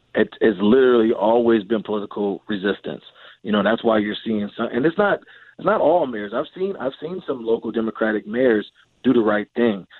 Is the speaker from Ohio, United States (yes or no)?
yes; Cleveland, Ohio, United States; moved away; I'm from Cleveland, Ohio, and, uh, many of the communities that I grew up around